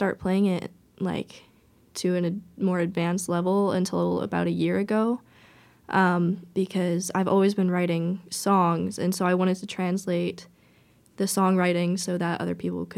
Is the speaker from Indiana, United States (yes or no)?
yes; Fishers, Indiana, United States; now in Bloomington, United States; I'm from Fishers, Indiana, like an hour and a half north of here.